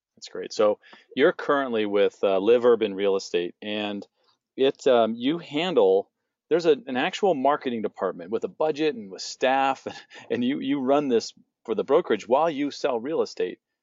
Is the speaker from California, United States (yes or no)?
yes; San Diego, California, United States; now in Phoenix, United States; where I grew up in San Diego